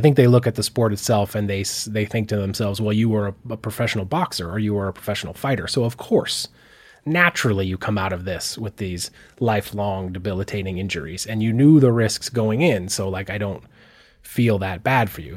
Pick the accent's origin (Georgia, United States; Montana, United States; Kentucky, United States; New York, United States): Montana, United States; Missoula; I grew up here in Missoula